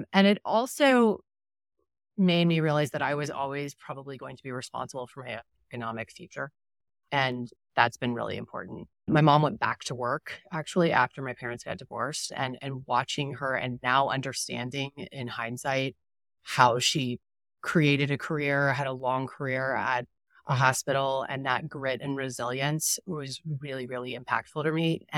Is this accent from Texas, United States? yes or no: yes; Dallas, Texas, United States; So grew up in Dallas, one younger brother